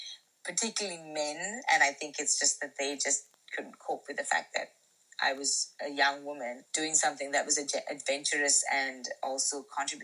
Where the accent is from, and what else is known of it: Sri Lanka; born or raised there